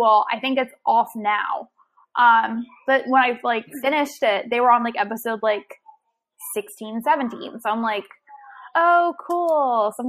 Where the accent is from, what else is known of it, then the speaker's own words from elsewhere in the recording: Baltimore, Maryland, United States; We're from Baltimore.